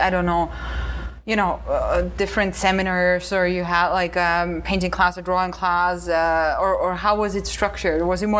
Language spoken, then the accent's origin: English; Austria; moved away; also born or lived in San Francisco; I'm from Austria, but then I studied in San Francisco